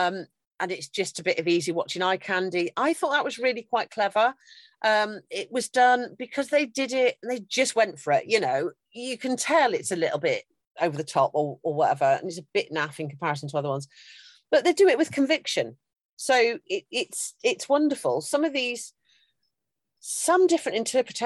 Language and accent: English; United Kingdom; I'm British through and through